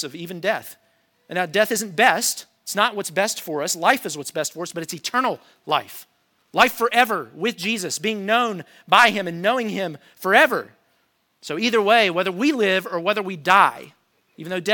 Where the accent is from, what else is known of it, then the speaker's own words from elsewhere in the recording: United States; us as Americans